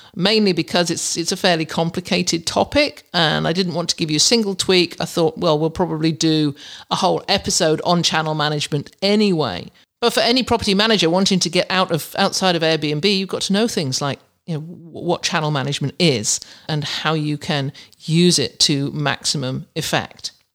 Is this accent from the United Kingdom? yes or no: yes; England, United Kingdom; moved away; you don't have them in England. We have roundabouts